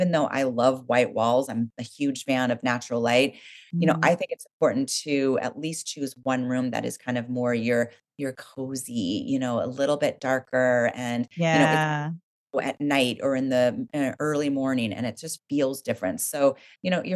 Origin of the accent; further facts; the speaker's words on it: Oregon, United States; I grew up in Oregon